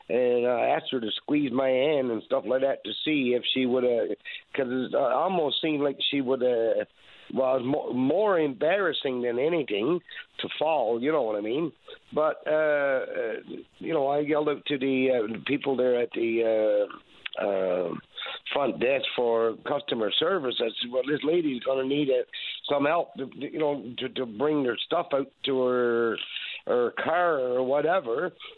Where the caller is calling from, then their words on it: Newfoundland and Labrador, Canada; Good morning, sir. It's … I'm calling from the Northern Peninsula.